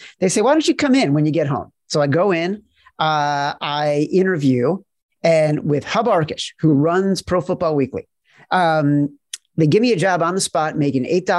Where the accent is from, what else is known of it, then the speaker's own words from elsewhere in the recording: Highland Park, Illinois, United States; I grew up in a town called Highland Park.